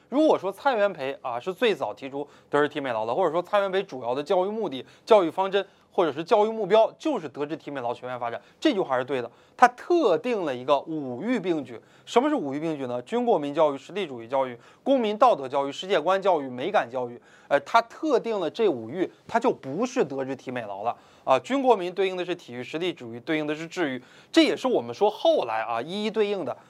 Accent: China; 我们中国人体力不好

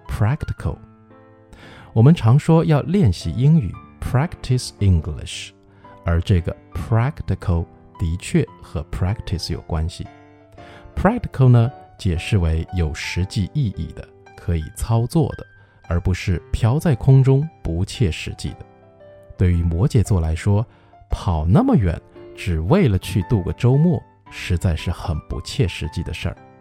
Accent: China; 我们中国人

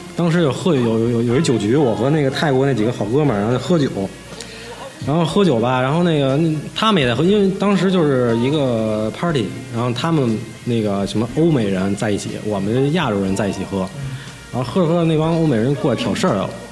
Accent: Beijing, China; 我从小在高院长大

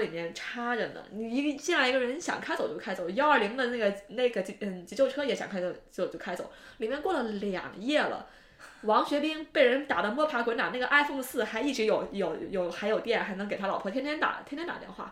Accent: Northwest China, China; 我是西北人，我知道甘肃有多荒凉

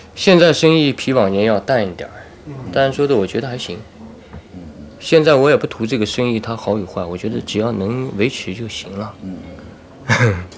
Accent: Taiyuan, Shanxi, China; 咱们这个太原人算是厚道的，算是直率的，算是痛快的，咱们太原人

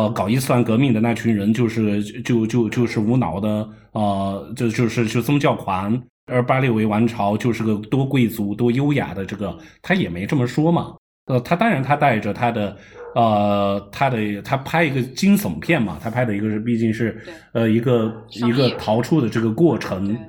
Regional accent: Iran; 啊，那包括我在伊朗长大，不也是法国视野的？

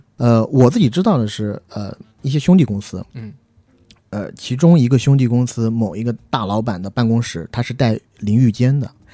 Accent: China; 虽然我们都是中国人

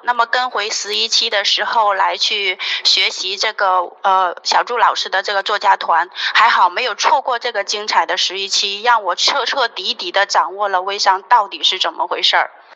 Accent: Northeast China, China; now in Guangdong, China; 我是一个东北人，现在在广东生活， 在广东生活

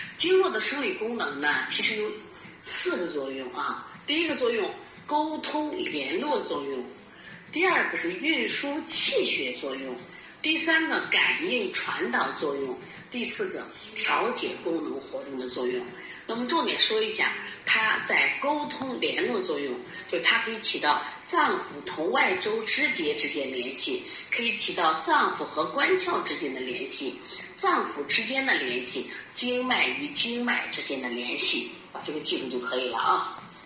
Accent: China; 也是我们中国人的骄傲，我们中国人的智慧啊

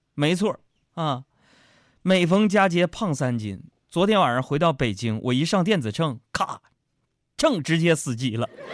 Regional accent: China; I come, uh, from China

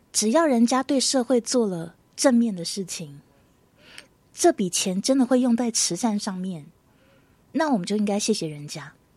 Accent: Taiwan; 台湾这边

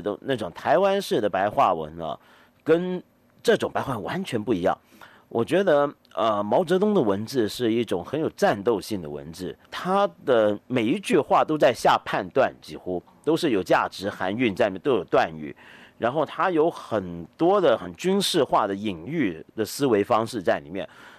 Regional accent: Hong Kong; moved away; 我是到了中学的时候，因为我我香港人嘛，我每年暑假放假都会回香港，在我爸爸妈妈家里头住。

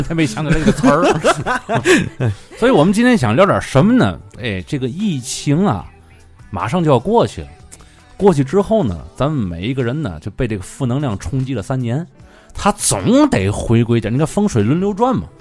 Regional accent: Tianjin, China; 咱们天津人

